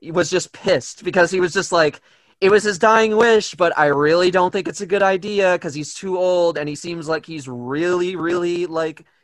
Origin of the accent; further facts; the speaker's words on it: United States; I'm American.